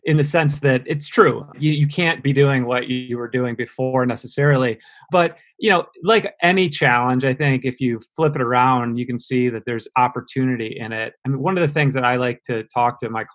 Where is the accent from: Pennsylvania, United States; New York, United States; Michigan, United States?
Michigan, United States; Detroit; also born or lived in Chicago; went from there back to my hometown, which is Detroit, Michigan